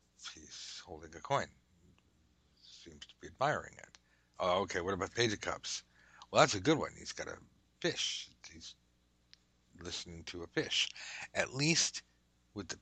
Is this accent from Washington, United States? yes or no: no; Southern California, United States; I'm from Southern California, so we don't even like blankets.